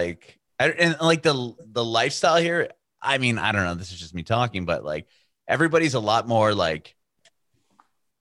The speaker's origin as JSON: {"language": "English", "town": "San Diego", "region": "California", "country": "United States", "tie": "born or raised there", "moved": "as an adult", "lives_now": "Franklin, United States", "said": "growing up in San Diego, it's like both your parents have to work"}